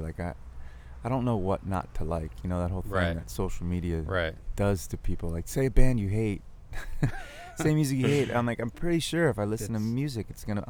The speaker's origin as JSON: {"language": "English", "town": "Malden", "region": "Massachusetts", "country": "United States", "tie": "born or raised there", "also_born_or_lived": "Arlington, Massachusetts / Andover, Massachusetts / Melrose, Massachusetts / Boston", "said": "I'm a Masshole. I grew up in Massachusetts. I was born in Malden, not far from here."}